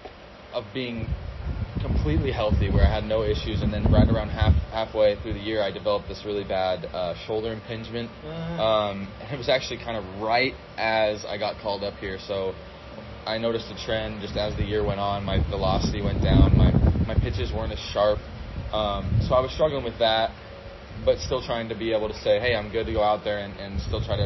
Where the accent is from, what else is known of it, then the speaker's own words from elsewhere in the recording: Murray, Utah, United States; my hometown called Murray